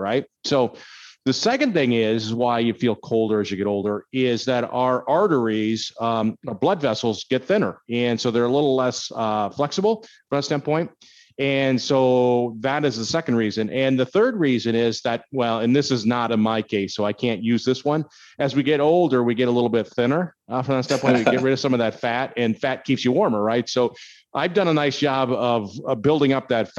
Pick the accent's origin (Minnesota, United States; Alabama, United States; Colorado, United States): Minnesota, United States; moved away; I grew up in Minnesota, so I'm used to cold weather